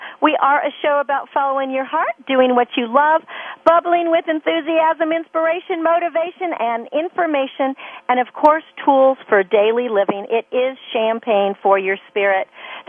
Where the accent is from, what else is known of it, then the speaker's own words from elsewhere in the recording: California, United States; me in California